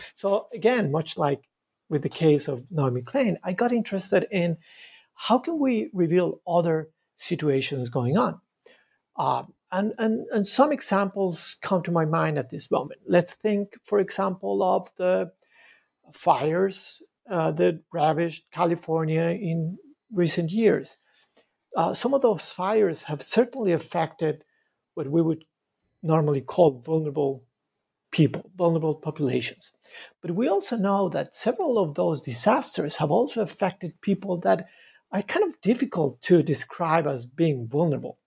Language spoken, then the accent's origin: English; Bogota, Bogotá Capital District, Colombia; moved away as an adult; now in Montreal, Canada; I was, uh, born in Bogota in Colombia. I was raised in, in a, in a very crowded city, Bogota.